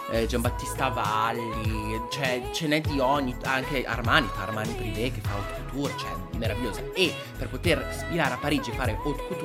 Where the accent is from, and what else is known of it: Milan, Lombardy, Italy